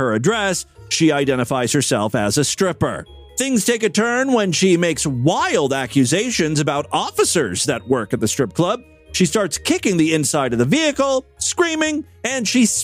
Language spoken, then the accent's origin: English; Ohio, United States; my home state